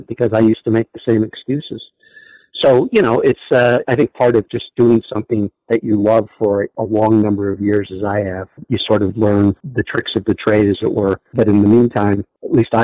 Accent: United States; also born or lived in Ohio / Philadelphia area / upstate New York; now in Wisconsin, United States; grew up in the Philadelphia area in upstate New York

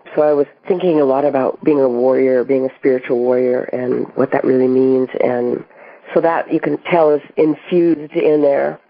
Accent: Colorado, United States; as a child growing up in Colorado

